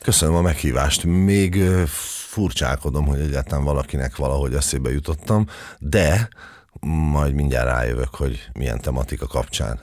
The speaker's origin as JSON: {"language": "Hungarian", "region": "Budapest", "country": "Hungary", "tie": "born or raised there", "said": "Én abban az újlipotvárosi részben nőttem föl"}